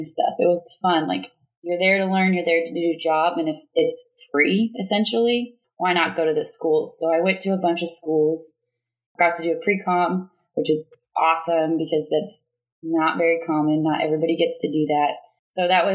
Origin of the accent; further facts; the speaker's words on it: Bakersfield, California, United States; moved away as an adult; I'm from Bakersfield.